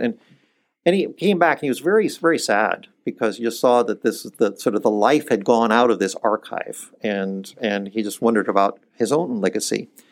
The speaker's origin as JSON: {"language": "English", "country": "Iceland", "tie": "born or raised there", "moved": "yes", "said": "I was born in Iceland and my mother is Icelandic"}